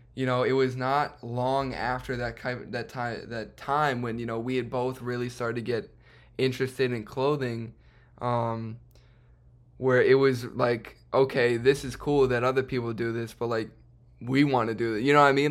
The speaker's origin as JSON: {"language": "English", "town": "Chicago", "region": "Illinois", "country": "United States", "tie": "born or raised there", "said": "I myself um, have also been born and raised in Chicago"}